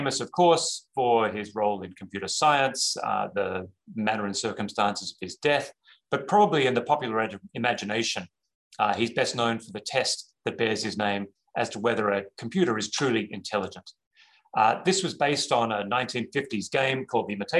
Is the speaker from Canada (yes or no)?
no; Australia; moved away; also born or lived in New York; I say this as an Australian